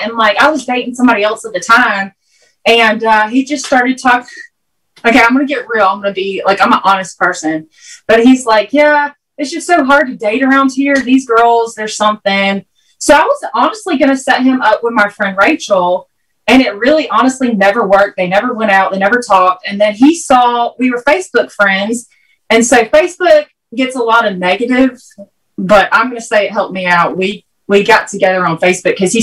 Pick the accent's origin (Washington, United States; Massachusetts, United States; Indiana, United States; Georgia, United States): Georgia, United States; Columbus; I'm from Columbus, Georgia. I'll be 34 on Tuesday. And I did hair. I still am a master cosmetologist. So growing up in Columbus, Georgia